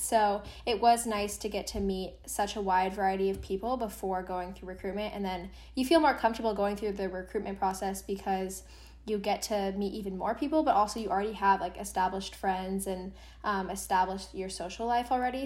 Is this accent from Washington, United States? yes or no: yes; Seattle, Washington, United States; moved away as an adult; I am originally from Seattle, Washington